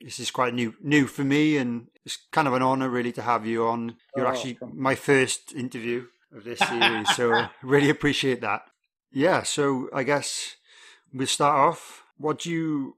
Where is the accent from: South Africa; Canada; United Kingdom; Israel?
United Kingdom; Wales; I'm a drummer from Wales in the UK